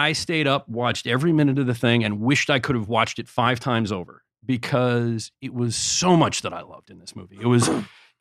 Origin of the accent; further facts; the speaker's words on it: New York City, New York, United States; I was born in 1970, so I grew up really consciously in New York City, in Manhattan, between 75 and 85